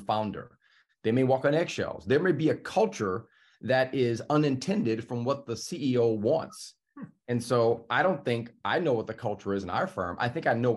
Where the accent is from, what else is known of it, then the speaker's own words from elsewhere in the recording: the South, United States; I'm from the South